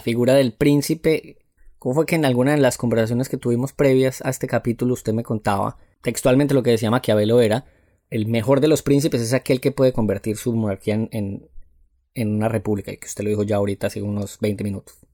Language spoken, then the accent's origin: Spanish; Paisa, Antioquia, Colombia; moved away as an adult; now in Bogotá, Colombia; una paisa viviendo en Bogotá desde hace algunos meses